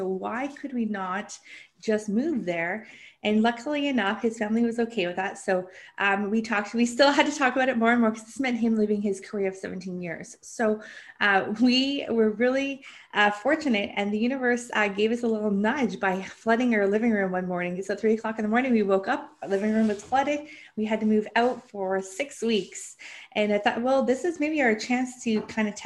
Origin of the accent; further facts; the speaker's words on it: Canada; I'm from Canada